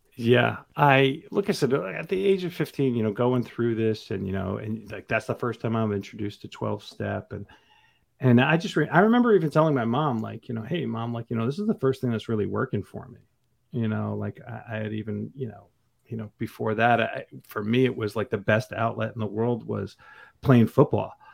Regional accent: New Jersey, United States; I grew up thirty minutes outside of New York City in, in North Jersey.

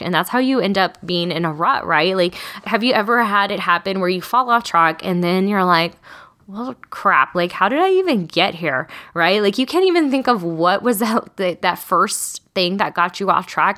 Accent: Texas, United States; I'm also from Texas

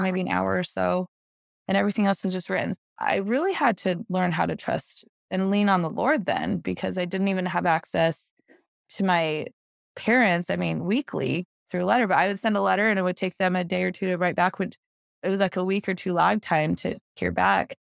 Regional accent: Salt Lake City, Utah, United States; moved away as an adult; now in Greenville, United States; I live in Greenville, South Carolina now, but I was actually born and raised in Salt Lake City, Utah

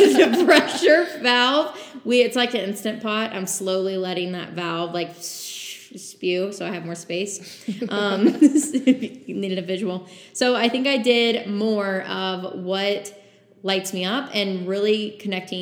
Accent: New Braunfels, Texas, United States; the New Braunfels surrounding area, that's my hometown

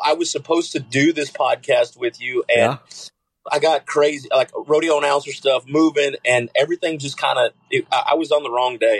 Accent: San Angelo, Texas, United States; I'm originally from San Angelo.

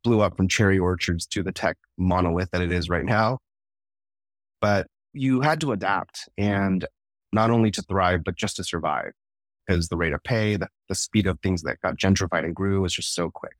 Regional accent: Bay Area, San Francisco area, California, United States; moved away as an adult; now in Texas, United States; Silicon Valley native, born and raised in the Bay Area, San Francisco area, and uh, lived there my entire life

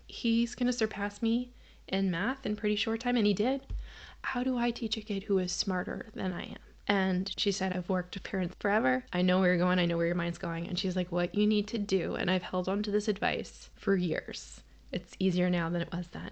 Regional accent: Massachusetts, United States; I grew up in Massachusetts

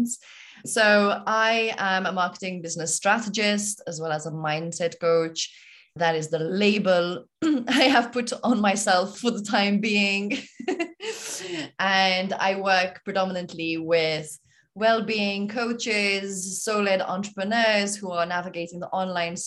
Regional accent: Malta; moved away as an adult; now in Nepal; I am from Malta. I was born and raised in Malta

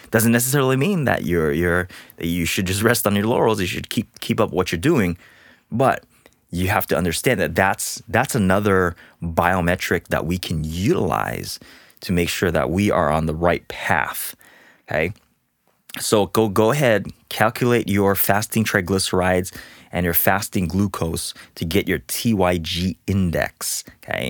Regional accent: Hawaii, United States; moved away as an adult; also born or lived in Portland, Oregon; now in Southern California, United States; being born and raised in Hawaii

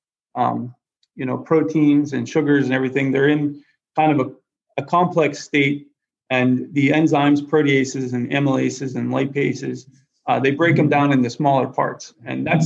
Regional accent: Lancaster, Pennsylvania, United States; also born or lived in Erie, Pennsylvania / Cleveland, Ohio; now in Danville, United States; I grew up in Lancaster, Pennsylvania

